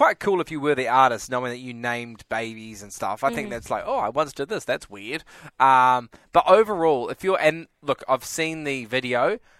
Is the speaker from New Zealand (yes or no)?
yes; New Zealand; moved away; I'm from New Zealand.